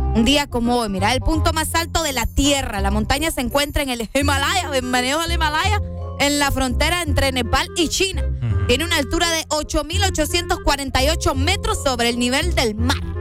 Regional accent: Honduras; uno como hondureño

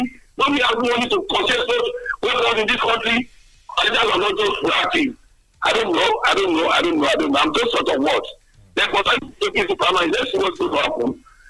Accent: Nigeria; It happened in my hometown. It happened at the port of where my kindergarten started. I went into school. St. Francis, Owaluwa.

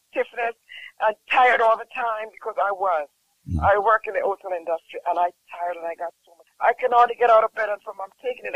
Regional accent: Jamaica; I'm from Jamaica.

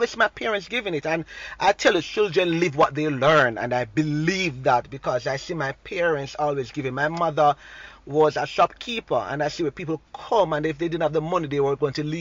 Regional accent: Saint Andrew, Jamaica; As a young boy growing up in Southwest St. Andrew

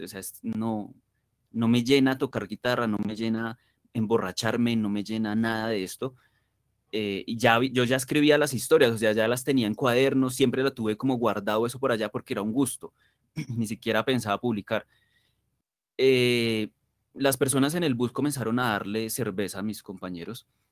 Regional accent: Colombia; yo estoy supremamente orgulloso de, de ser colombiano

